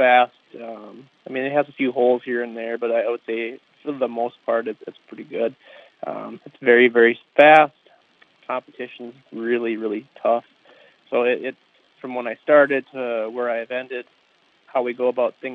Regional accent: Alexandria, Minnesota, United States; I grew up in the Alexandria area

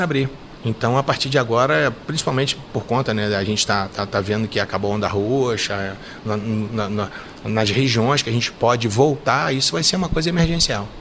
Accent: Rio de Janeiro, Brazil; moved away as an adult; now in Minas Gerais, Brazil; Eu vim para cá, eu sou carioca, né? Passei no concurso aqui em Minas em 89

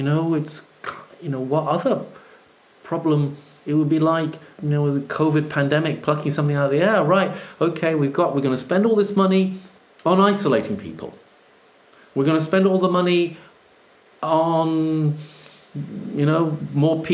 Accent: Jamaica; now in United Kingdom; I grew up in Jamaica

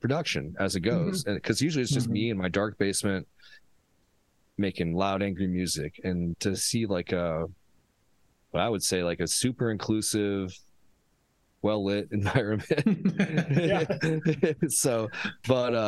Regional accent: Omaha, Nebraska, United States; here in my hometown, currently Omaha

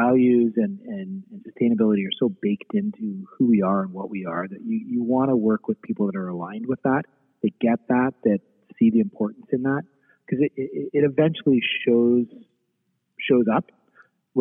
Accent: Eastern Canada, Canada; moved away as an adult; now in Western Canada; I grew up in Eastern Canada

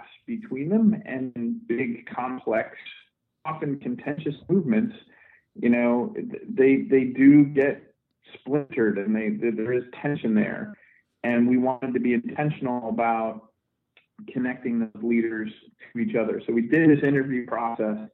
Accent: Scranton, Pennsylvania, United States; I grew up in Scranton, Pennsylvania, and grew up as a Boy Scout

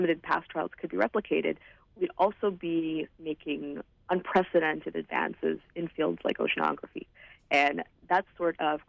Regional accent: Vancouver, British Columbia, Canada; I'm from Vancouver. I've lived here my whole life

